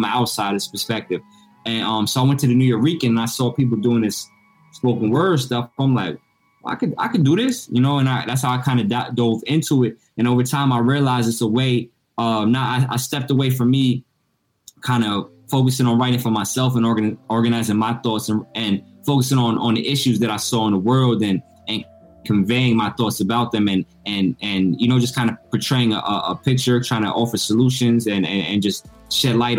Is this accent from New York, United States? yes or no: yes; Peekskill, New York, United States; also born or lived in Harlem; I'm originally from Westchester, from Peekskill